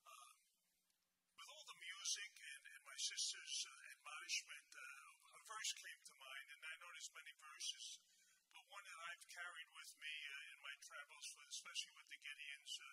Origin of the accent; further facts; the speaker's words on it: New York City, New York, United States; I born and raised in Brooklyn, New York.